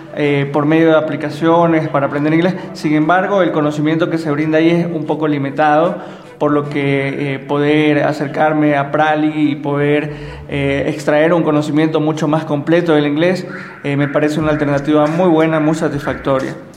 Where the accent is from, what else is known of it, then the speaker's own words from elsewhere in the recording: Babahoyo, Los Ríos, Ecuador; moved away as an adult; now in Quito, Ecuador; soy oriundo de Los Ríos, Babahoyo